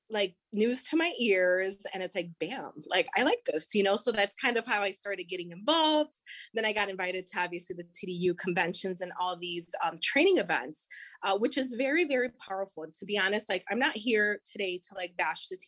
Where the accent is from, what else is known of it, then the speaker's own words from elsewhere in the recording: Chicago, Illinois, United States; i'm from Humboldt Park uh, i graduated from a uh, dr pedro Albizu campos which is a puerto rican cultural center and alternative um, high school